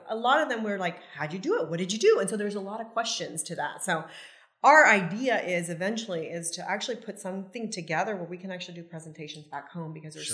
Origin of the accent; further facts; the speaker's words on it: Yuba City, California, United States; moved away as an adult; now in Cabo San Lucas, Mexico; I was born and raised in that area.